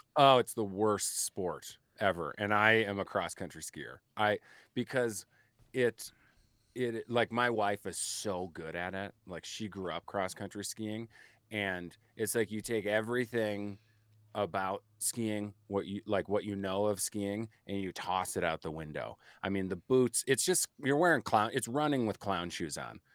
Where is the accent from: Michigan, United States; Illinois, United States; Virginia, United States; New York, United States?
Illinois, United States; Chicago; I'm Irish from Chicago